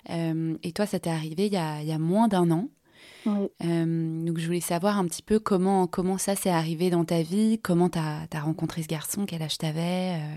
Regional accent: Nancy, Grand Est, France; oui, j'ai grandi à Nancy.

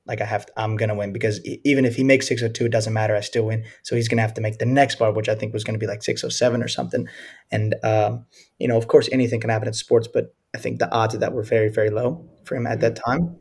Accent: Louisiana, United States; where I grew up mm-hmm. in Louisiana

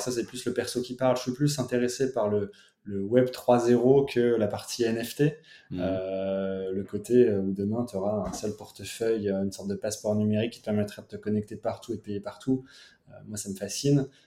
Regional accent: Picardy, Hauts-de-France, France; je viens de Picardie

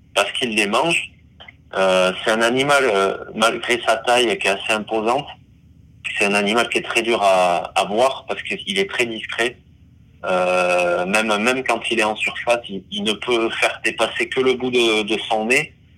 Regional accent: Basque Country, Nouvelle-Aquitaine, France; je suis né au Pays Basque donc proche de l'océan

